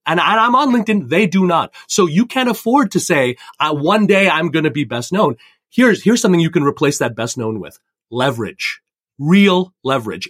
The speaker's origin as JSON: {"language": "English", "country": "Canada", "tie": "born or raised there", "also_born_or_lived": "India (ancestry)", "moved": "yes", "lives_now": "Fairport, United States", "said": "I come from Indian immigrants growing up in Canada"}